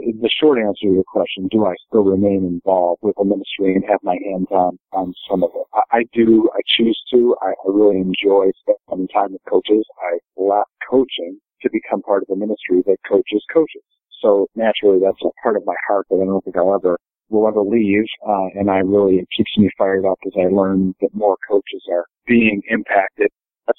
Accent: Rochester, New York, United States; growing up in the Rochester area

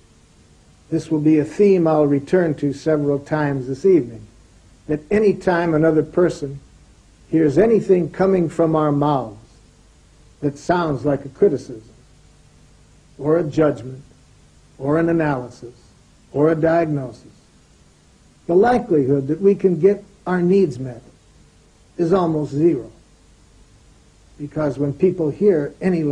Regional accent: Detroit, Michigan, United States; I grew up in Detroit, Michigan, in the United States.

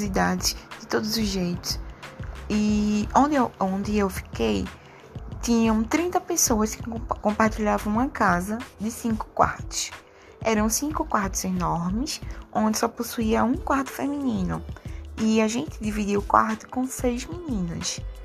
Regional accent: Northeast Region, Brazil; moved away as an adult; now in São Paulo, Brazil; Eu vim pra cá como toda nordestina, buscando novas oportunidades, deixando para trás toda uma história e toda uma família

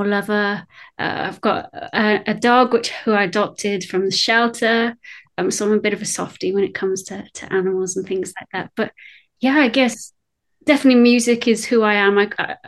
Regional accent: United Kingdom; accent: British; also born or lived in Wales; you can tell from my accent, I'm British

